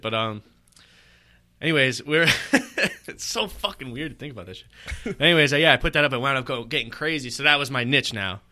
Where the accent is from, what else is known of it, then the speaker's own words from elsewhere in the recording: New York City, New York, United States; now in Long Island, United States; I grew up in Brooklyn. Yeah, you know what I mean. I lived there till I was seventeen